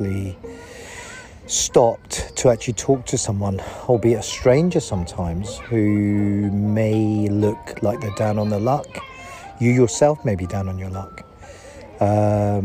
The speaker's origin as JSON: {"language": "English", "town": "Leicester", "region": "East Midlands", "country": "United Kingdom", "tie": "born or raised there", "said": "me growing up in Leicester"}